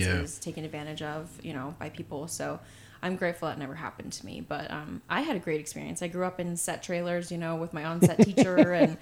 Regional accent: Texas, United States; also born or lived in Provo, Utah / Austin, Texas; now in Los Angeles, United States; I'm originally from Texas, so I did live in Utah for a long time, but I was born and raised in Texas.

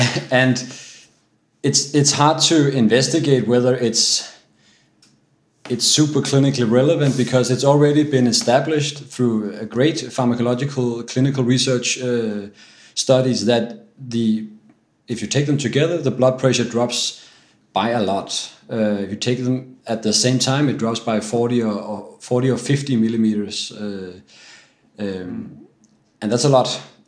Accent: Denmark; English is a second language; from Denmark, and I'm at the Copenhagen University Hospital, Herlev and Gentofte.

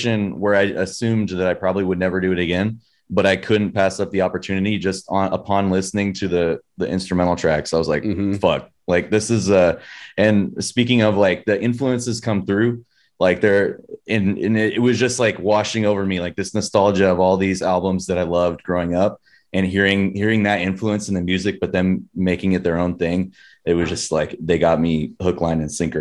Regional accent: San Diego, California, United States; I was born and raised in San Diego.

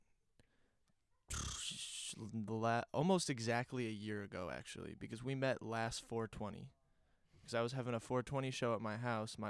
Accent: Kansas City, Missouri, United States; moved away as an adult; now in Chicago, United States; I'm from Kansas City, Missouri.

